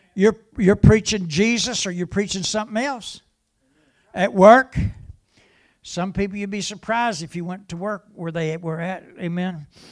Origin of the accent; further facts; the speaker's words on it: West Virginia, United States; I'm from West Virginia